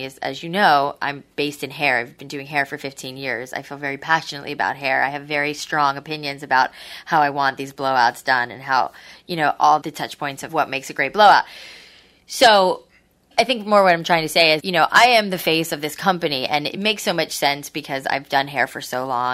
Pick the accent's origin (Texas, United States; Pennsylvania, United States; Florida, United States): Florida, United States; Boca Raton; also born or lived in New York; I grew up in Boca. I'm originally from New York, but I grew up in Boca.